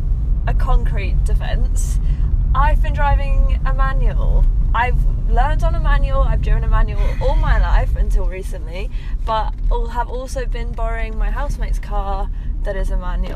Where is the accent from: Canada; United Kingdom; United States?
United Kingdom; England; I'm the one from England.